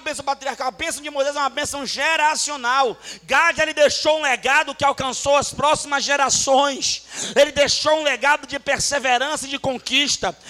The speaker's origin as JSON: {"language": "Portuguese", "town": "Salvador", "region": "Bahia", "country": "Brazil", "tie": "born or raised there", "said": "Eu fui criado em Salvador"}